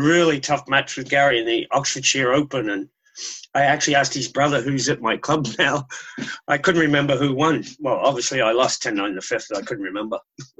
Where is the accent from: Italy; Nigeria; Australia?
Australia; moved away as an adult; also born or lived in Calgary, Canada; now in Vancouver, Canada; moving back to Aussie, hopefully.